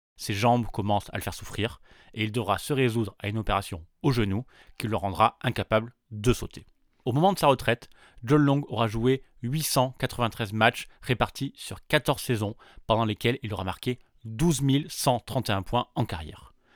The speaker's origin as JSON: {"language": "French", "country": "France", "said": "chez nous, en France"}